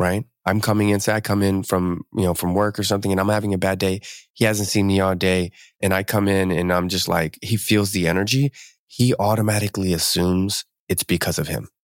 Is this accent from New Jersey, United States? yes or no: yes; Camden, New Jersey, United States; now in West Coast, United States; I grew up in Camden. I was, I'm, I wasn't born there, but I was, I spent, I think we moved there when I was, like, five